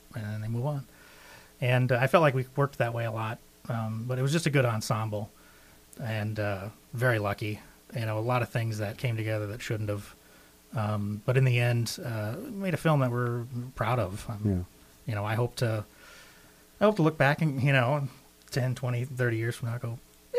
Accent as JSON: {"language": "English", "region": "Arkansas", "country": "United States", "said": "I'm from Arkansas"}